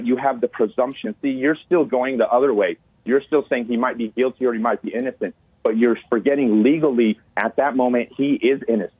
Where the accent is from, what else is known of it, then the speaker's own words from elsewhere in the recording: California, United States; I grew up here in California.